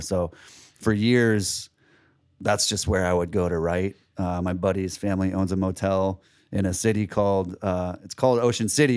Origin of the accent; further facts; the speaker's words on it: Seattle, Washington, United States; also born or lived in California; now in St. Petersburg, United States; I'm from Seattle originally